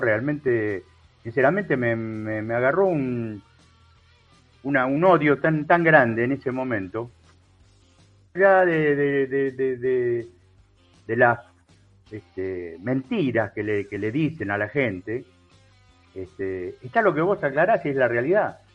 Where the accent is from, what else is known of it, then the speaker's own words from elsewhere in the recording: Argentina; Yo como argentino